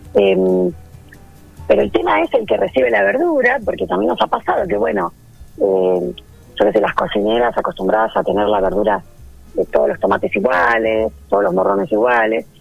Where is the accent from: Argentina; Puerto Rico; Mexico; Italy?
Argentina; Mar del Plata, Buenos Aires Province; moved away as an adult; also born or lived in Balcarce; now in Bordenave, Argentina; Yo soy de Mar del Plata